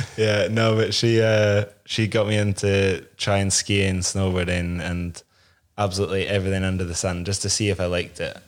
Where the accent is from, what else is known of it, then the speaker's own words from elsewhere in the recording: Inverness, Scotland, United Kingdom; I grew up in Inverness, uh, just outside